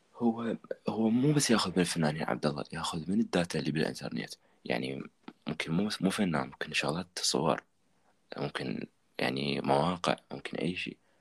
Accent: Iraq; عندنا بالعراق

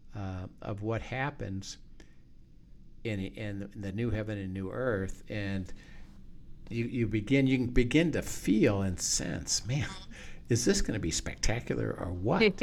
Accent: United States; I'm an American

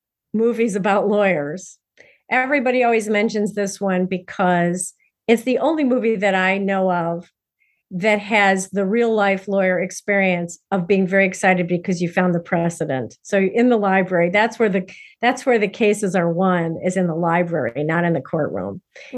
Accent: Midwest, United States; I'm a Midwesterner myself.

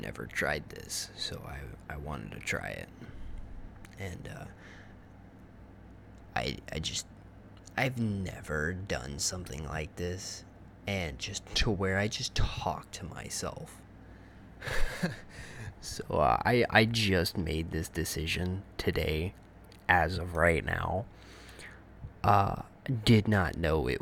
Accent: Texas, United States; also born or lived in upstate New York; now in New York, United States; I'm not originally from this state. I'm actually from Texas.

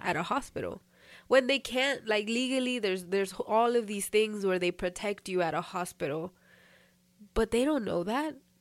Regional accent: United States; growing up here

